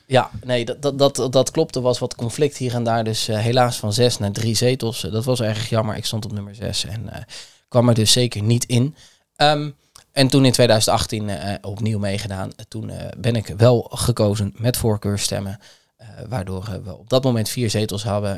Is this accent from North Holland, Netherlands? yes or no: no; Kamerik, Utrecht, Netherlands; Ik ben opgegroeid in Kamerik